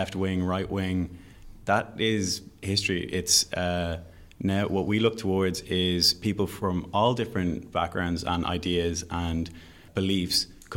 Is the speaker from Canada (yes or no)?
no; Dublin, Leinster, Ireland; I'm from Dublin. Mm-hmm. I've grown up in Dublin